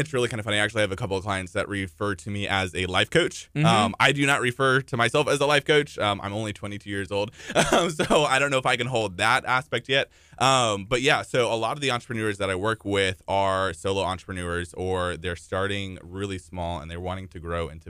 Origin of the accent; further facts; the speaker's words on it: Houston, Texas, United States; also born or lived in Italy / Michigan / Colorado; So I've moved actually about 13 times, but Texas is home. So I've lived in like Italy, Michigan, Colorado, but Houston is pretty much home.